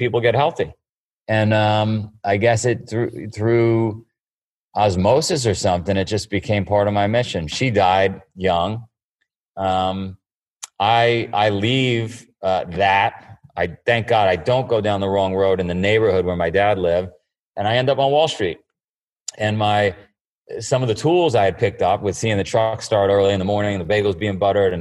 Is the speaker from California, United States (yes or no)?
no; New York City, New York, United States; born or raised there